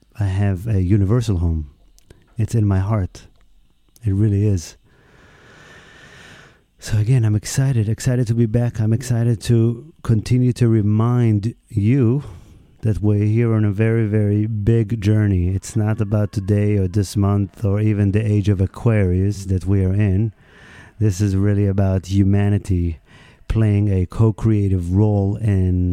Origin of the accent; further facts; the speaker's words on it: Israel; moved away; my home country, Israel